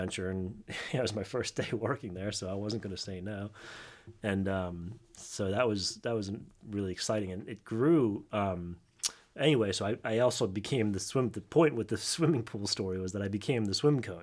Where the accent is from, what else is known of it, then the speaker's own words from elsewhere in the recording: New Jersey, United States; I grew up in South Jersey